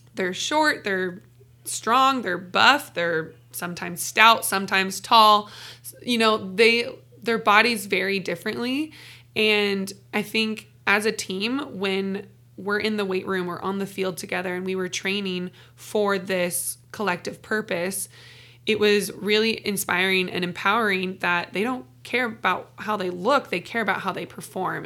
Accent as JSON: {"language": "English", "town": "Renton", "region": "Washington", "country": "United States", "tie": "born or raised there", "moved": "as an adult", "said": "I'm originally from Renton, Washington, Seattle, born and raised"}